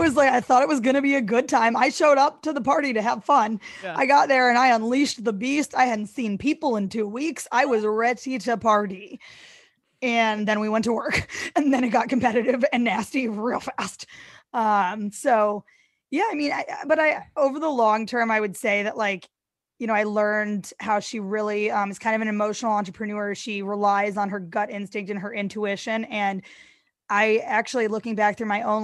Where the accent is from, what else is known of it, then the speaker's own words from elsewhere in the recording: St. Louis, Missouri, United States; now in New York, United States; I grew up in St. Louis, Missouri